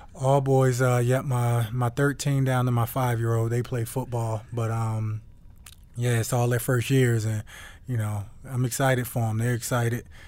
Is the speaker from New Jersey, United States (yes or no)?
yes; Newark, New Jersey, United States; moved away; born and raised in Newark, New Jersey